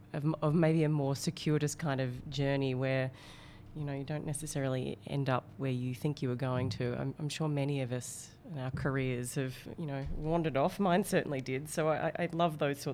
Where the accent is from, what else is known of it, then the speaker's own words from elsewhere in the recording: Melbourne, Victoria, Australia; I'm from Melbourne, but I do know Sydney